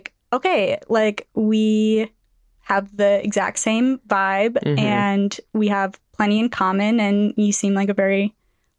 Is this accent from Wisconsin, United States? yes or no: yes; just outside of Milwaukee, Wisconsin, United States; moved away as an adult; now in Minneapolis, United States; yeah, I was born in Minneapolis, and was here like for the first couple years of my life, and then grew up in Wisconsin